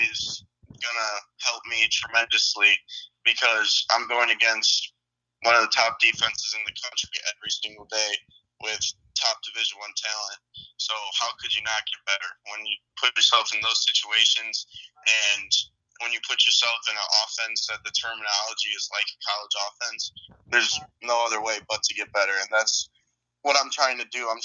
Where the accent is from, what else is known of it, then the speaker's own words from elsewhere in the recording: Chicago, Illinois, United States; Just two hardworking parents, and growing up in Chicago and growing up playing hockey and football